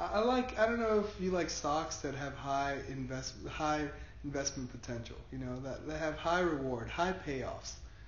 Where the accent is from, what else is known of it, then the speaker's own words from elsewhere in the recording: Puerto Rico; growing up in Puerto Rico, for a lot of my life, my family being Puerto Rican